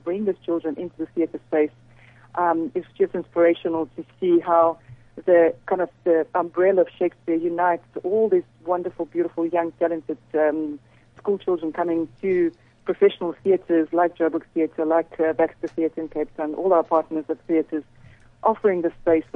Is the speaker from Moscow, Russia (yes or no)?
no; Saint Petersburg, Russia; moved away as an adult; also born or lived in Siberia, Russia; now in South Africa; I was born in Russia, so originally from Siberia, and I grew up in St. Petersburg